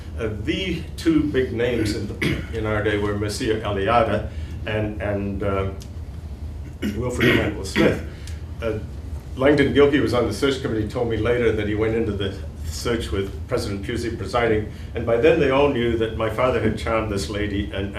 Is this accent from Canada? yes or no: no; Myanmar; So my other religion is Buddhism, since I grew up in Burma at one point.